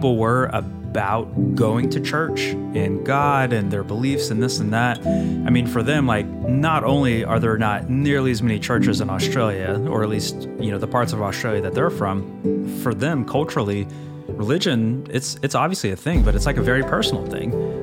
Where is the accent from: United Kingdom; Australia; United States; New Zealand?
United States; the South; I grew up in the South and still kind of live in the South